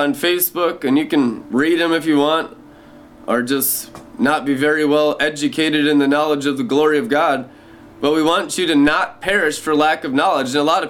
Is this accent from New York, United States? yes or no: no; Seattle, Washington, United States; also born or lived in California / Montana / Minnesota; growing up in Seattle, Washington, growing up in California, growing up in Montana, and growing up in Minnesota, the main places where I grew up